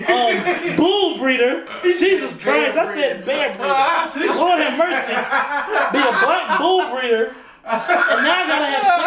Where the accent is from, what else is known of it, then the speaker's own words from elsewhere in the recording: South Carolina, United States; I'm from South Carolina